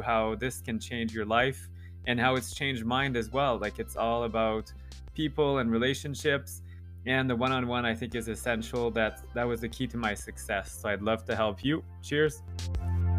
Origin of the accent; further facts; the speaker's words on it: Canada; I'm French Canadian